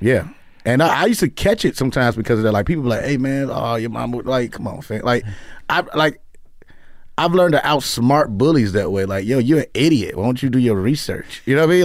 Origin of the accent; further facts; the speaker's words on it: Chicago, Illinois, United States; moved away as an adult; also born or lived in New York; now in Los Angeles, United States; I'm from Chicago, but I lived in New York for two years, and then I came here